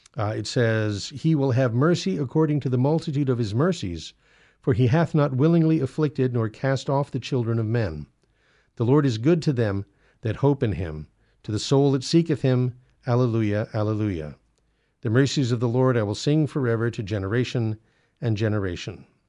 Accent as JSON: {"language": "English", "region": "California", "country": "United States", "tie": "born or raised there", "said": "I was born in California"}